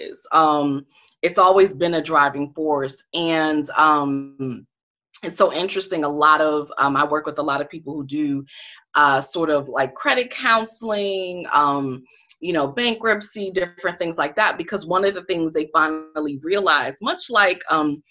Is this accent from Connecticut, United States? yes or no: yes; Connecticut, United States; now in Washington, D.C., United States; I'm from Connecticut.